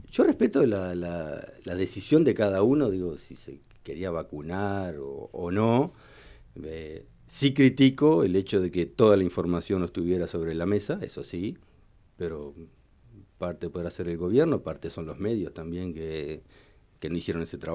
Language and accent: Spanish; Uruguay; Somos todos, todos uruguayos.